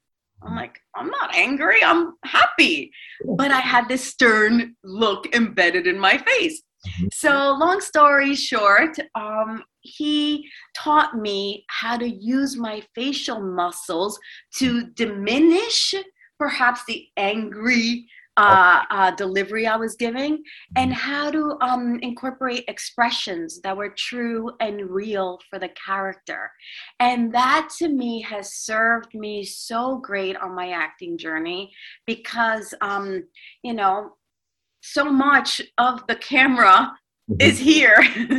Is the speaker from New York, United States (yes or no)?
yes; New York, United States; now in Los Angeles, United States; because I'm originally from New York, and New York has a little bit of a stern look on their face when they walk the streets.